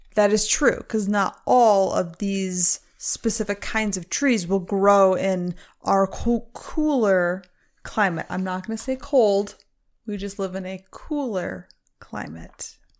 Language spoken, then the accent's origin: English; Michigan, United States; I grew up in Michigan, a fantastic place to grow up